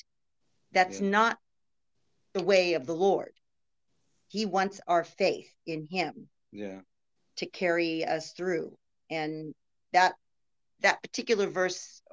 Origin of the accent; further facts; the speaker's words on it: United States; as an American